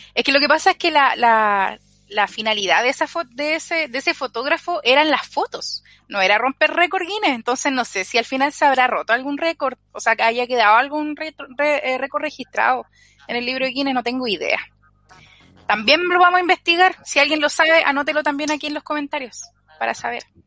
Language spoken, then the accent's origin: Spanish; Chile